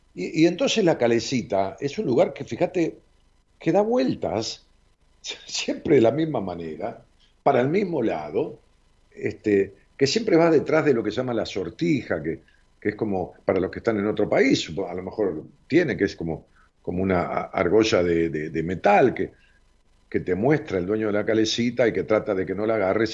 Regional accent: Ramos Mejía, Buenos Aires Province, Argentina; Mi tío tenía una calecita común de barrio en la plaza de mi pueblo, de Ramos Mejía

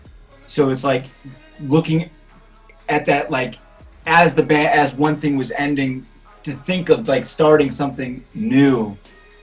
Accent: Cleveland, Ohio, United States; moved away; I'm from Cleveland, Ohio. Born and raised, city of rock and roll.

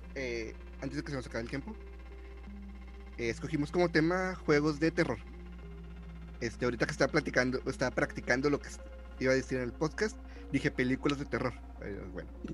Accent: Mexico; somos mexicanos

